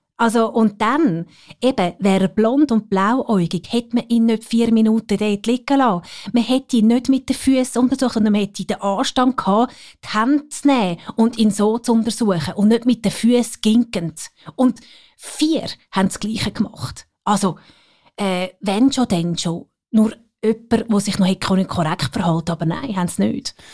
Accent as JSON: {"language": "German", "town": "Geroldswil", "region": "Zurich", "country": "Switzerland", "tie": "born or raised there", "said": "sind wir in Geroldswil aufgewachsen und äh, dann auf Zürich gekommen"}